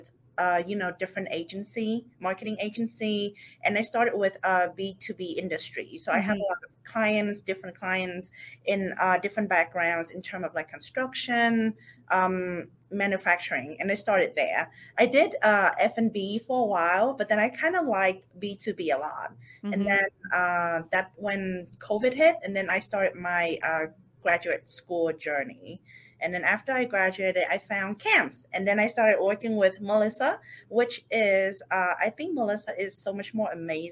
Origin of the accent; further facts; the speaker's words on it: Vietnam; moved away as an adult; now in Houston, United States; I was born in Vietnam. So mm-hmm. Originally come from Vietnam.